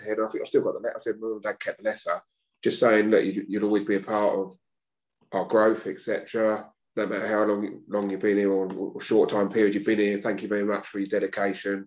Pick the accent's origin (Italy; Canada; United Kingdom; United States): United Kingdom; Brighton, South East England; my hometown club, Whitehawk, where I grew up